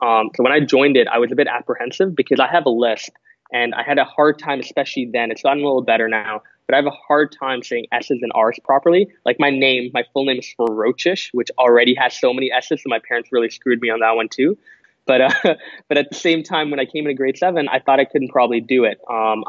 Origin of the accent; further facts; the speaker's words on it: Singapore; competed at two world tournaments, one in Thailand, the second in Singapore, where I went back to my home country. And get this, I lost in the grand final against Singapore. So I lost to my home country in my home country in 2015.